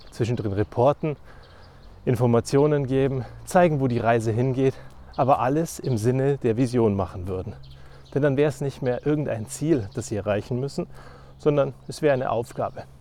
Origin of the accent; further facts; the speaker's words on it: Germany; Weil im Feiern sind wir Deutsche wahnsinnig schlecht.